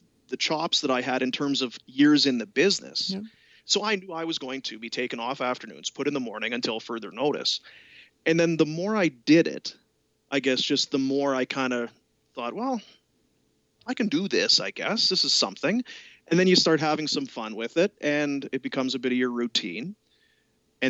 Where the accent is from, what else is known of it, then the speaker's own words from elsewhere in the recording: Manitoba, Canada; moved away as an adult; now in Calgary, Canada; I was growing up in Manitoba